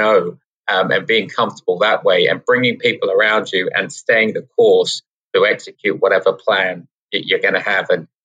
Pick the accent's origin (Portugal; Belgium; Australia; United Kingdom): United Kingdom; England; now in New York City, United States; we're from England